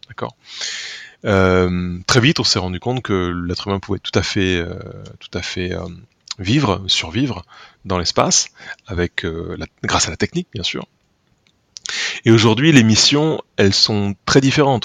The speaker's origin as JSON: {"language": "French", "town": "Tulle", "region": "Nouvelle-Aquitaine", "country": "France", "tie": "born or raised there", "said": "J'y suis né déjà je suis né à Tulle en 1982"}